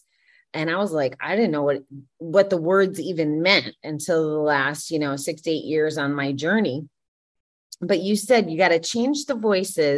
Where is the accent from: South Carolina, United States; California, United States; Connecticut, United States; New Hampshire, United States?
Connecticut, United States; I grew up in Connecticut